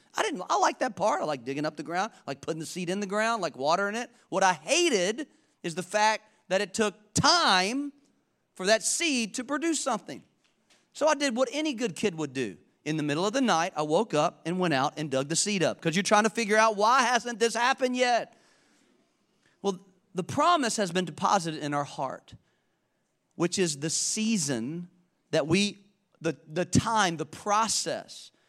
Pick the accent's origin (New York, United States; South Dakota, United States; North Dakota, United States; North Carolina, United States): North Carolina, United States; Charlotte; I'm from Charlotte.